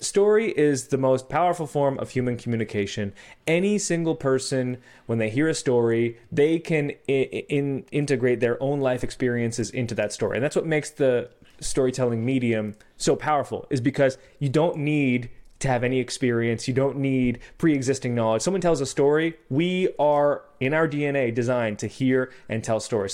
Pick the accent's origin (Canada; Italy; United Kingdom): Canada; I'm Canadian